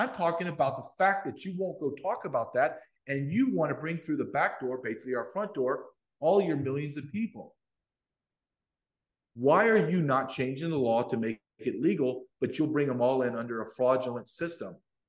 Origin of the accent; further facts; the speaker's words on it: Deep South, United States; also born or lived in Massachusetts; I was born in Massachusetts. My father's a Secret Service agent. So I moved around, but I spent my adult years, my formative high school adult years in Deep South, Louisiana, Alabama, Arkansas. So people see me, big, big white guy from the South